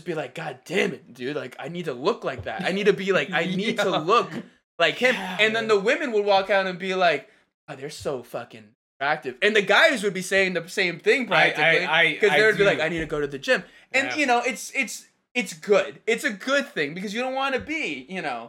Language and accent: English; New Jersey, United States; I am from Jersey. I am born and raised